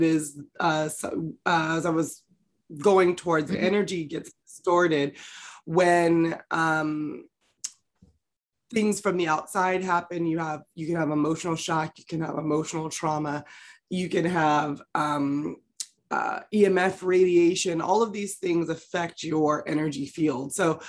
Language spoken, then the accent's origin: English; California, United States; also born or lived in Los Angeles, United States; I grew up in the San Francisco Bay Area.